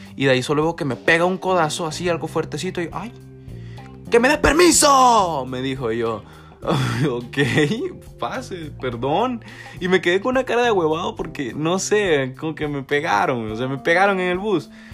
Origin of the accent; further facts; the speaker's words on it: El Salvador; como salvadoreños